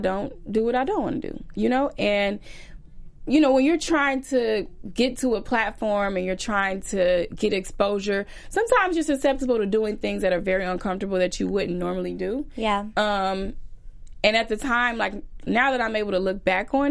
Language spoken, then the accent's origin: English; Chicago, Illinois, United States; I'm from Chicago